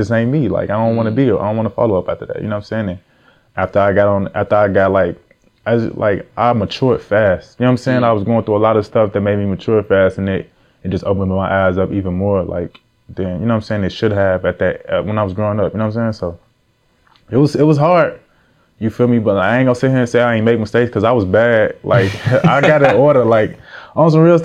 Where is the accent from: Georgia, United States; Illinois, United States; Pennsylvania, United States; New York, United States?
Illinois, United States; Chicago; moved away as an adult; also born or lived in Ohio; now in Atlanta, United States; I'm from Chicago. I really from Chicago for real. Like, I grew up in the trenches